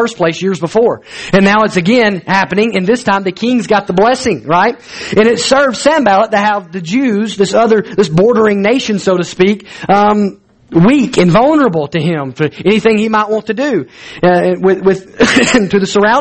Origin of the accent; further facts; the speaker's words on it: Alabama, United States; I'm from Alabama